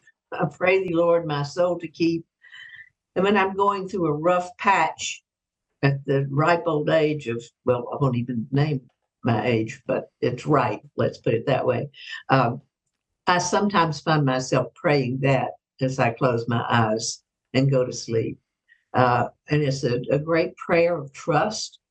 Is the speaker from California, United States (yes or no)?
no; Mississippi, United States; moved away; when I was growing up in Mississippi in the 50s.